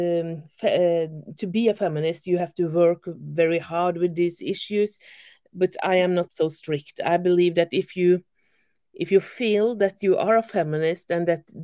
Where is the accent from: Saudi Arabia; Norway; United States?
Norway; I'm from Norway